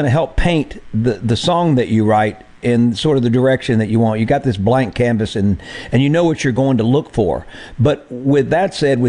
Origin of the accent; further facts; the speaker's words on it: Mississippi, United States; a kid from Mississippi